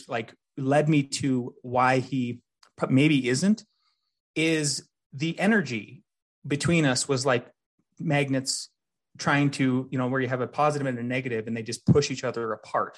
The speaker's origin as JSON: {"language": "English", "region": "North Dakota", "country": "United States", "tie": "born or raised there", "moved": "yes", "lives_now": "Colorado, United States", "said": "growing up in North Dakota"}